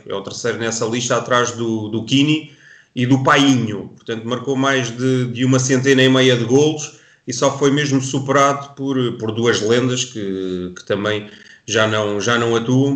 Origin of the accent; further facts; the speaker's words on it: Portugal; particularmente que somos, somos portugueses